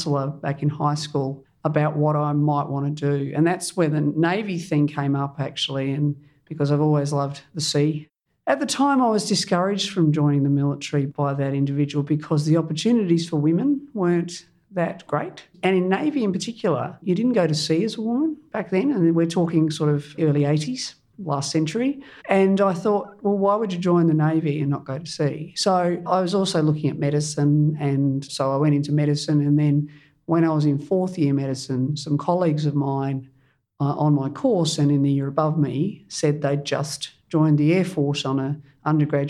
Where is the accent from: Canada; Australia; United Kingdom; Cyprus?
Australia; Kangarilla, South Australia; I was born in South Australia and grew up in a small country town called Kangarilla